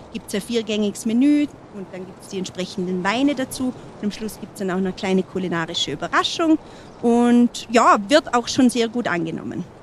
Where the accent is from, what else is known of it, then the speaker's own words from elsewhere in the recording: Heilbronner Hütte, Montafon, Vorarlberg, Austria; für mich ist es meine Heimat. Ich durfte hier aufwachsen.